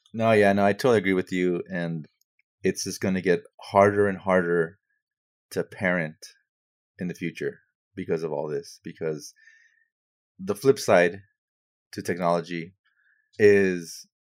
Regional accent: United States; But what's interesting, though, is like if I go to Europe, I'm definitely an American. Absolutely 100% American.

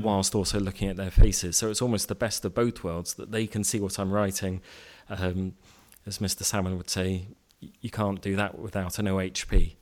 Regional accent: Cambridge, East of England, United Kingdom; moved away as an adult; also born or lived in East London; now in Reading, United Kingdom; I grew up in Cambridge

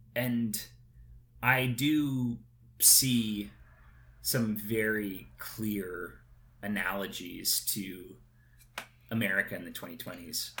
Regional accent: United States; being an American

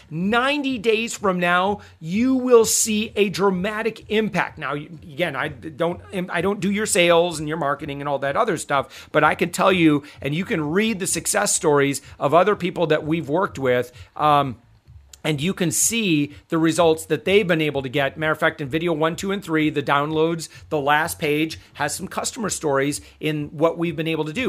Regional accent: Michigan, United States; I'm actually from Michigan.

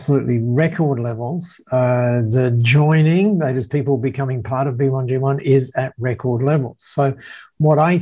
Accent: Australia; you would describe me as an Aussie bloke

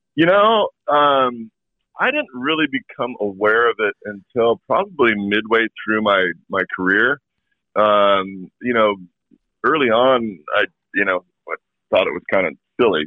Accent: Walla Walla, Washington, United States; moved away; also born or lived in New England; my hometown is growing some of the best wine grapes in the world.

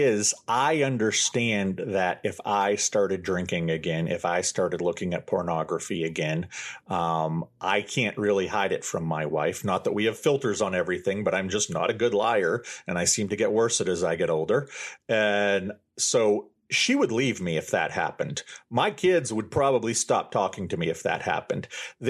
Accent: Maine, United States; I was raised Catholic here in Maine, and my parents are very old school conservative Catholics.

